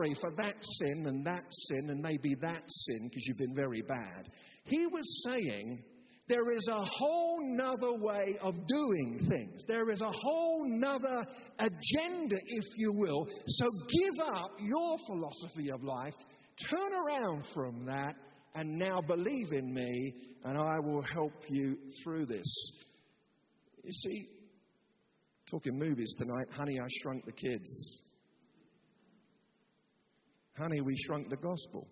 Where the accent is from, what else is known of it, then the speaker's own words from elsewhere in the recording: United Kingdom; of course I'm a Christian. I'm British.